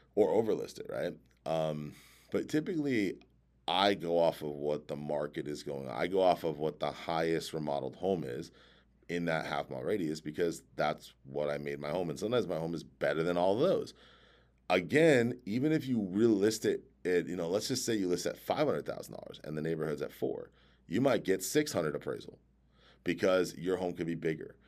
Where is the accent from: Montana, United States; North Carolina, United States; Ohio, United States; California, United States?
California, United States; San Diego; I grew up in San Diego